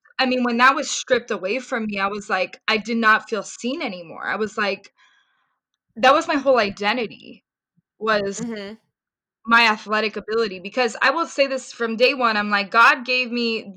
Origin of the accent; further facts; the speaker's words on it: Orange County, California, United States; also born or lived in Ventura County, California / Bay Area, California; technically I was born in Ventura County and then I moved to Orange County, but I was raised in Orange County for what, 7 years of my life. I went to high school there